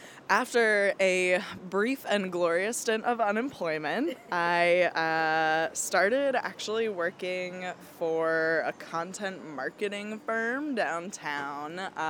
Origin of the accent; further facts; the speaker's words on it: Philadelphia suburbs, Pennsylvania, United States; moved away; So I grew up in the Philly burbs, 215, represent Wawa country.